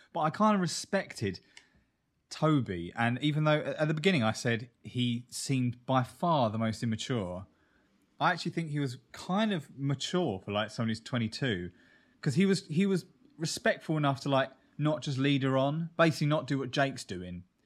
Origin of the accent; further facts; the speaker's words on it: Kent, South East England, United Kingdom; moved away; we come from Kent, but Kent is a borough of London